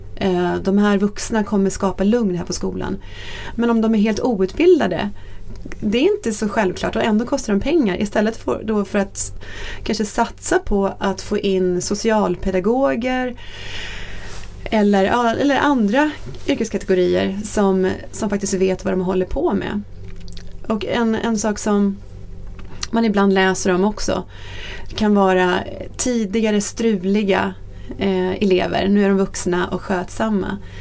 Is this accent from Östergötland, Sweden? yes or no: yes; Norrköping, Östergötland, Sweden; jag är född och uppvuxen i Norrköping